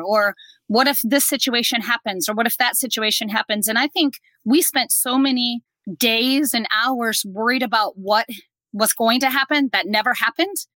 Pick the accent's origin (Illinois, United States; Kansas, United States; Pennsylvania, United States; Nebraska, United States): Nebraska, United States; we're from Nebraska, so you know we're Husker fans